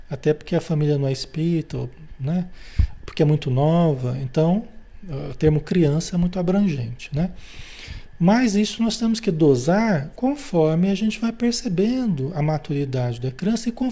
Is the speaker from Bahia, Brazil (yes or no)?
no; Marília, São Paulo, Brazil; born there; E a gente ia para Marília, São Paulo, a cidade onde eu nasci, né? Onde a família toda é espírita tal